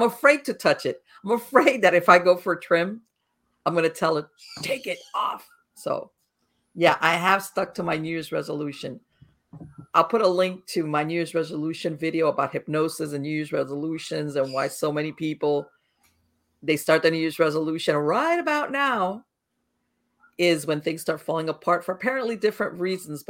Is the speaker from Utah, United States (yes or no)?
no; Miami, Florida, United States; I was born and raised in Miami